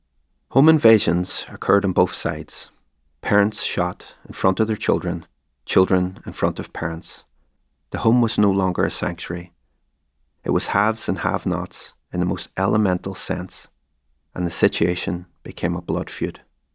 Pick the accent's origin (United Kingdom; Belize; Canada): United Kingdom; Derry, Northern Ireland; Between 1969 and 1972, there was one brief reprieve in my hometown: an autonomous community space called Free Derry, encompassing the bogside in the valley and Craigan on the heights.